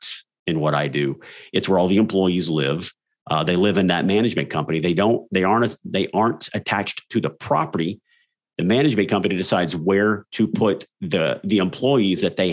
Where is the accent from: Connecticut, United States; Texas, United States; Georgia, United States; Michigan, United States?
Texas, United States; South; that was my life growing up in South Texas.